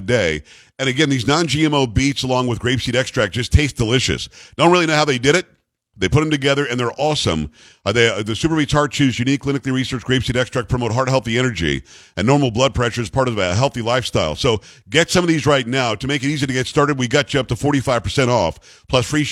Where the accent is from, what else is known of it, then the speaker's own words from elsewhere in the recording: United States; I'm an American